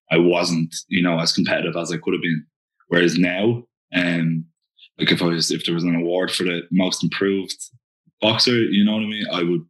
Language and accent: English; Dublin, Leinster, Ireland; That's where I'm from